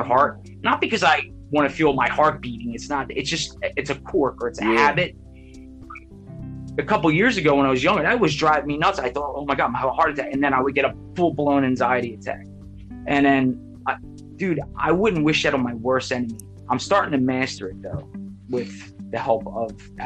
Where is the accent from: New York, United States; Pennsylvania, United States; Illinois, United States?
Pennsylvania, United States; Philadelphia; I grew up in Philly, South Philly.